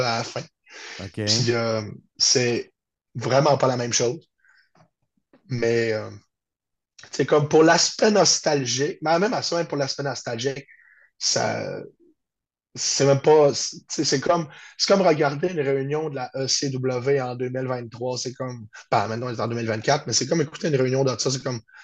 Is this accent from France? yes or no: no; Chicoutimi, Quebec, Canada; Je suis de Chicoutimi au Saguenay-Lac-Saint-Jean.